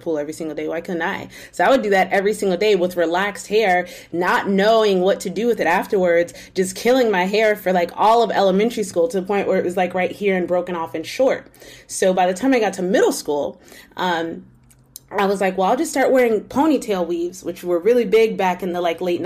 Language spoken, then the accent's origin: English; Winter Park, Florida, United States; I grew up in Winter Park, Florida